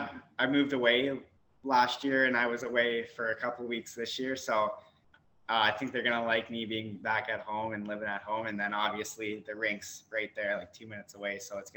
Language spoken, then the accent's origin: English; Kitchener, Ontario, Canada; basically my whole life, ever since I started playing, it's been in Kitchener, KMHA hockey all the way up.